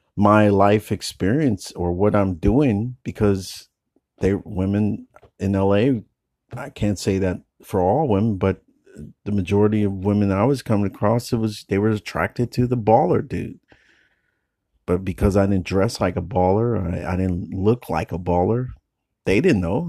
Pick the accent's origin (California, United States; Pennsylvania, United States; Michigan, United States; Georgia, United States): California, United States; the Bay Area; moved away as an adult; now in Los Angeles, United States; growing up in the Bay